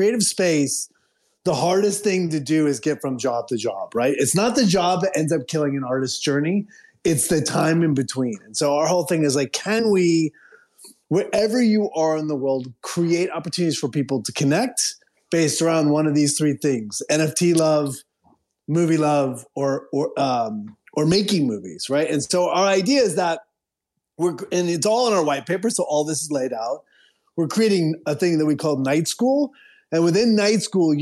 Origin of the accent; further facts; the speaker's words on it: Midwest, United States; moved away; both Bill and I grew up in the Midwest